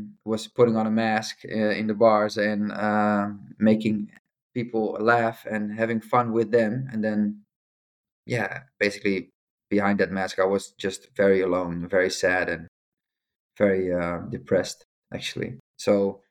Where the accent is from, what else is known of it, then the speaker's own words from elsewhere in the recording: Amsterdam, North Holland, Netherlands; also born or lived in Rotterdam; I used to live in Amsterdam. I grew up in Amsterdam